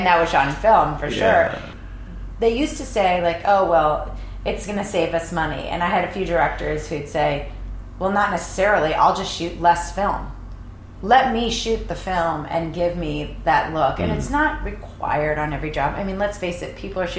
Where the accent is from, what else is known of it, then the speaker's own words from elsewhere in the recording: East Coast, United States; Luckily, I'm from the East Coast, so I feel like I have a great negotiating skills